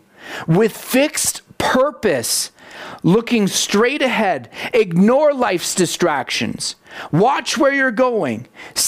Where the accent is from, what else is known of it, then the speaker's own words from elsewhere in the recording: Canada; I love being a Canadian. Like, there's so many things I'm proud of about being a Canadian